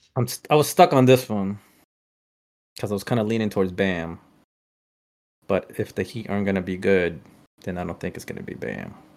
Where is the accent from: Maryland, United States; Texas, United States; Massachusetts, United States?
Massachusetts, United States; Boston; we're from Boston